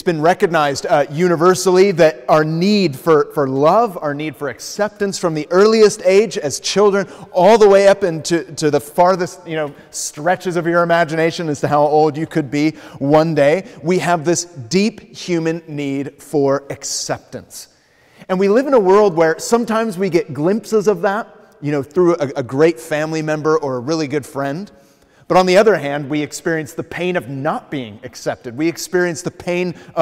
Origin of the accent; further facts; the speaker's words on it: United States; moved away as an adult; also born or lived in Los Angeles; I'm originally from the States